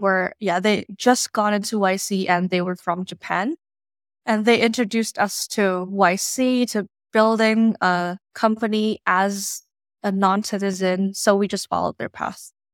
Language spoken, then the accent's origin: English; Indonesia; moved away as an adult; now in United States; I was born and raised in Indonesia, and I moved to the U S for college back in twenty fifteen